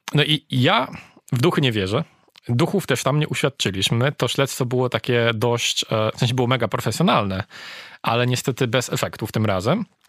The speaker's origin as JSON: {"language": "Polish", "country": "Poland", "said": "mówiliśmy, że jesteśmy z Polski"}